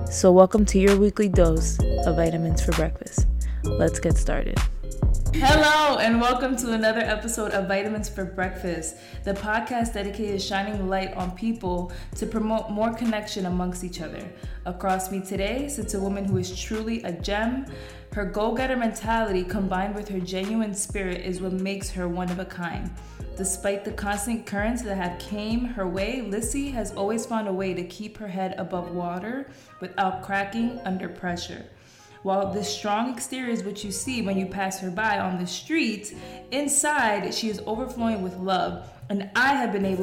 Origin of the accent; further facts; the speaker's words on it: New York City, New York, United States; as a New Yorker